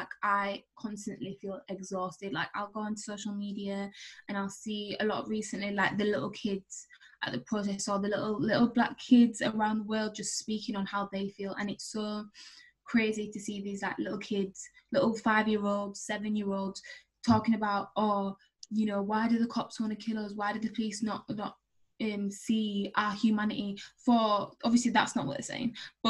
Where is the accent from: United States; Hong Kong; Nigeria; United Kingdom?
United Kingdom; we as Black British people